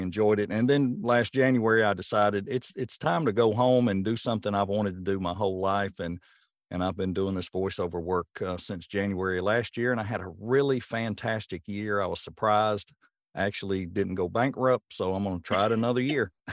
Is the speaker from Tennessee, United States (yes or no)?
yes; Rutherford County, Tennessee, United States; moved away as an adult; now in Portland, United States; being a transplant, I'm from Rutherford County